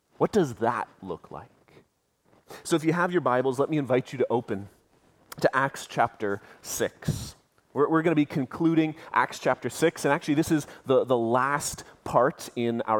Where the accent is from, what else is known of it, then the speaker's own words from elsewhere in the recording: Canada; we as Canadians